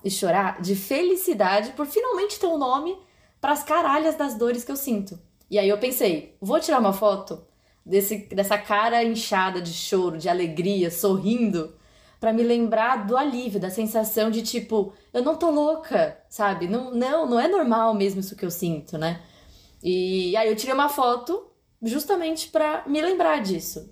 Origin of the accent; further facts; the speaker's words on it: São Paulo, Brazil; moved away; Eu estou em São Paulo, voltei para minha terra natal